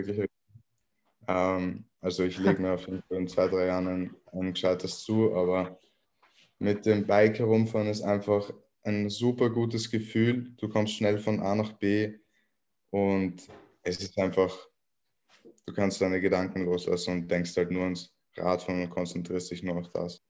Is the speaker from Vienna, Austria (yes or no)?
yes; Vienna, Austria; ich komme aus Wien und ich bin hier aufgewachsen.